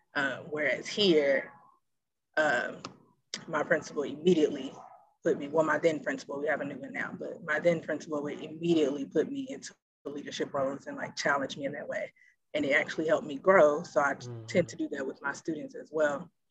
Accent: Memphis, Tennessee, United States; I'm from Memphis

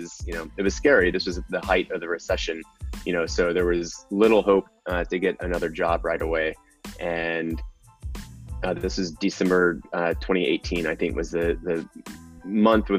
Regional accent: Texas, United States; moved away; also born or lived in New York; I'm also from Texas

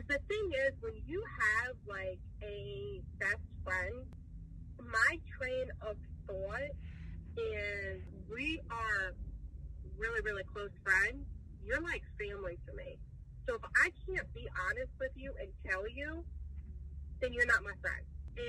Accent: New York, United States; I'm from New York.

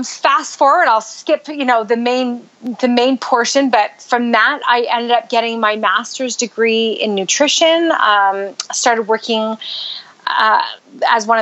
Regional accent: Canada; moved away as an adult; also born or lived in Utah, United States; now in United States; I grew up in Canada

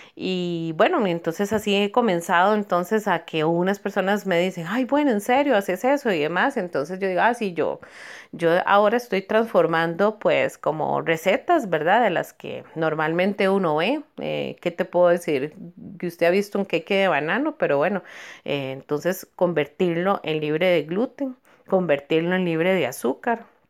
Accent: Cartago, Costa Rica; amo mi pueblo de Cartago

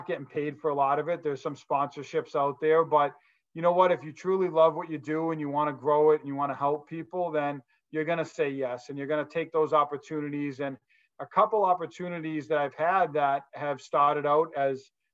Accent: Massachusetts, United States; from Massachusetts

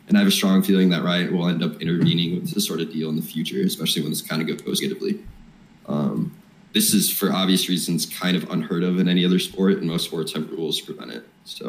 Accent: Michigan, United States; accent: Midwestern; now in Freiburg, Germany; It's Midwestern, I guess. I'm from Michigan.

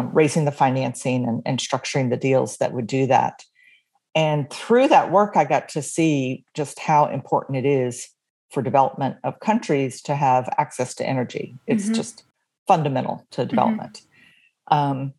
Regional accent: Atlanta, Georgia, United States; moved away as an adult; also born or lived in New York City; now in Virginia, United States; I am from Atlanta, Georgia. That's where I was born and raised

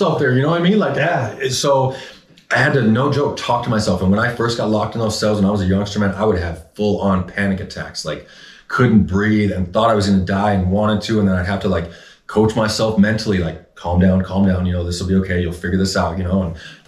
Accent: Phoenix, Arizona, United States

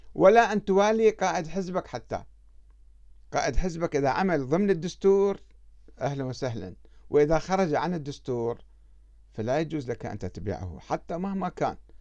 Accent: Iraq; moved away as an adult; also born or lived in Iran; أنا كعراقي

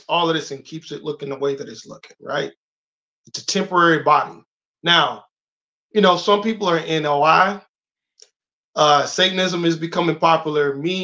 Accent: Jacksonville, Florida, United States; I'm from Duval

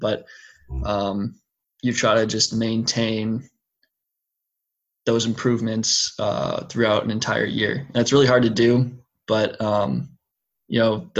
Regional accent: United States; being American

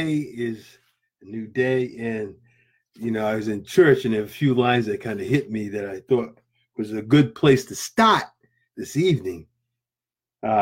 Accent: New England, United States; I'm from New England.

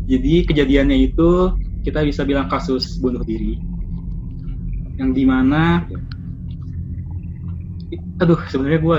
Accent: Bandung, West Java, Indonesia; Saya berasal dari Bandung dan saya sekarang seorang mahasiswa.

